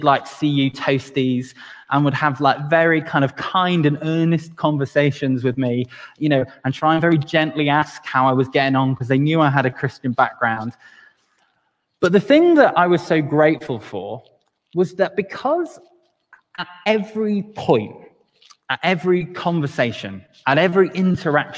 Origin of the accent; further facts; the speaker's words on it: Wales, United Kingdom; even as a Welshman